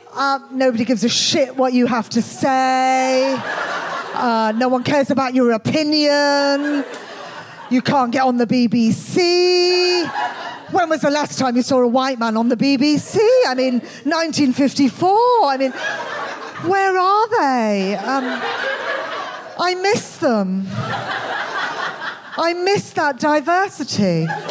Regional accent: Birmingham, West Midlands, United Kingdom; accent: Birmingham; moved away as an adult; I was brought up in Birmingham. Um, obviously, I, I, don't live there anymore

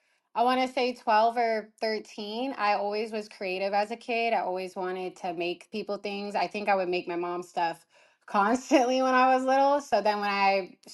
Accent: California, United States; I'm from California

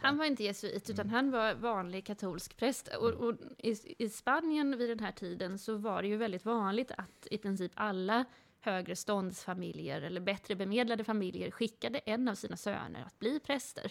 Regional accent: Gothenburg, Västra Götaland, Sweden; Jag växte upp i Göteborg.

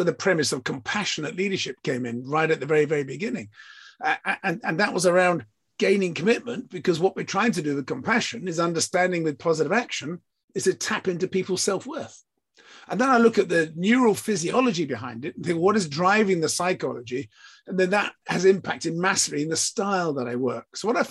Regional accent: England, United Kingdom; So yes, I'm British, I'm English, I'm from the South Coast.

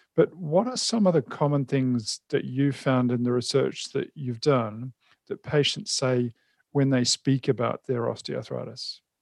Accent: New Zealand; moved away; I'm originally a Kiwi as well

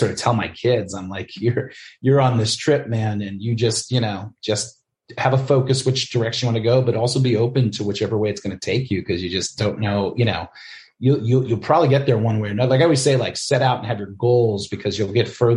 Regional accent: New York City, New York, United States; also born or lived in Albany, New York; I grew up in the Bronx with my grandmother and my mom and my aunts

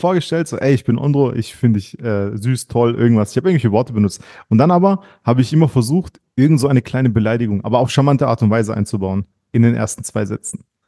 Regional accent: Germany; du weißt wo ich aufgewachsen bin, auf dem Heidach

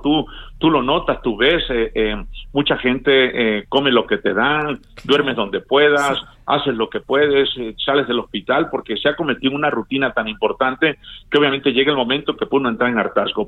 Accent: Tabasco, Mexico; moved away; un saludo a mi pueblo y a mi mamá que está en Tabasco

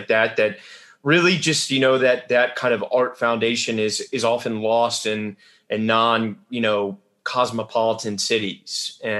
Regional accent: Richmond, Virginia, United States; I grew up in Richmond, Virginia, which is, I don't know if that's quite Yorkshire, but it's not, you know, New York

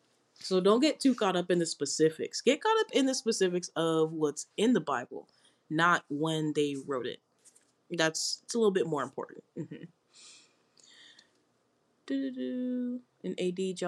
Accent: United States; I'm American

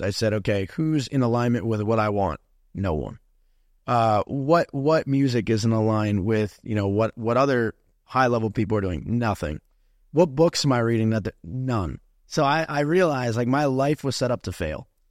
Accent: New Jersey, United States; moved away as an adult; now in Miami, United States; I'm from New Jersey

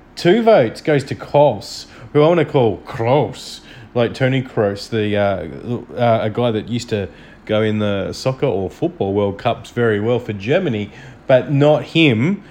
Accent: Australia; I'm from Australia.

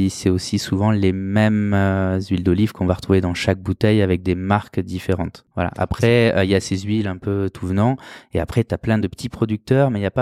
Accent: Greece; C'est la meilleure olive qu'on a chez nous en Grèce pour faire de l'huile d'olive.

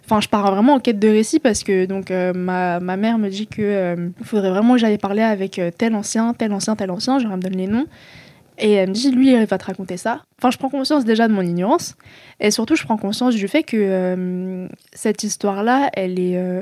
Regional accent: France; je suis née en France, j'ai grandi en France

